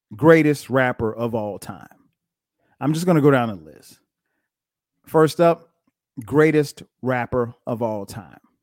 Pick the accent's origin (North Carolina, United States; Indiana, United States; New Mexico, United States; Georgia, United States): Georgia, United States; Atlanta; my hometown of Atlanta, G